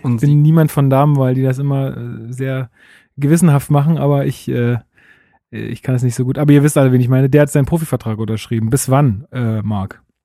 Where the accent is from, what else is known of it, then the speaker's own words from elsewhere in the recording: Berlin, Germany; bei uns in Berlin